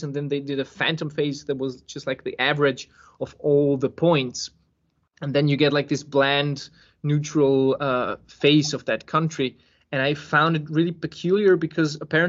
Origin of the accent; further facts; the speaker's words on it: Serbia; I was born in Serbia